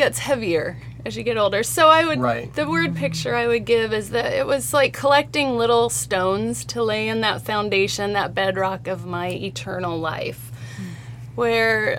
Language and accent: English; Salt Lake City, Utah, United States; I grew up in Salt Lake City